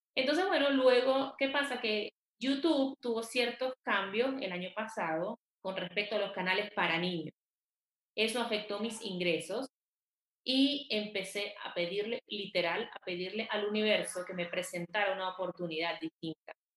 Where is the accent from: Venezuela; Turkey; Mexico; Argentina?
Venezuela; moved away as an adult; also born or lived in Quito, Ecuador; now in Bogotá, Colombia; Soy venezolana. Vivo en Colombia, en Bogotá, desde hace más de ocho años.